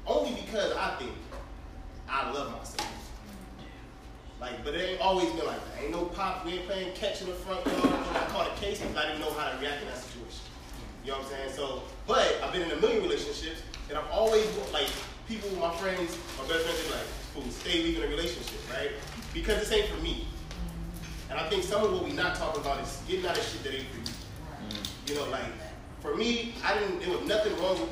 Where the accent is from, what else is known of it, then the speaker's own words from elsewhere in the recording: Inglewood, California, United States; now in Dallas, United States; I'm from Inglewood. But I moved over to Dallas